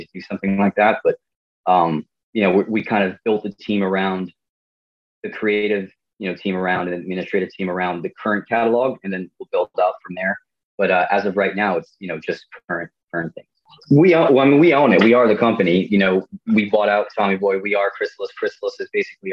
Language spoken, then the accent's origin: English; Dumont, New Jersey, United States; also born or lived in Emerson, New Jersey; I'm from the area. I'm from Dumont, which is not too far away